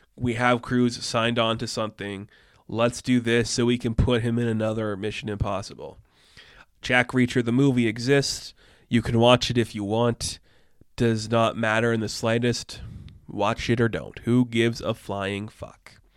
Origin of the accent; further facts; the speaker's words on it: Canada; I'm Canadian